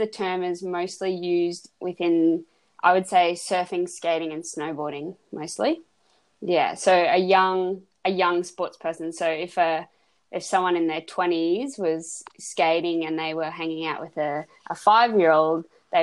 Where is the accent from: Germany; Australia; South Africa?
Australia; moved away as an adult; also born or lived in Savannah, Georgia, United States; I'm from Australia